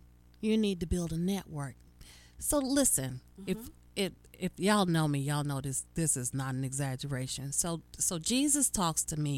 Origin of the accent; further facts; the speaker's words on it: Charlotte, North Carolina, United States; moved away; It is going to be in my hometown, y'all. I'm coming home. It's Charlotte, North Carolina.